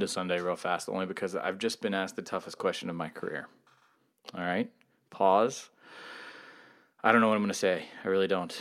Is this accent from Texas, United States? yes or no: no; Georgia, United States; moved away; also born or lived in West Virginia / Virginia; I'm from Georgia